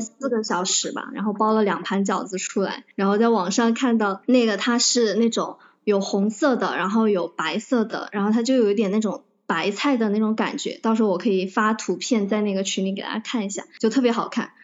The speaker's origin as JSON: {"language": "Chinese", "region": "Chongqing", "country": "China", "said": "我是重庆的"}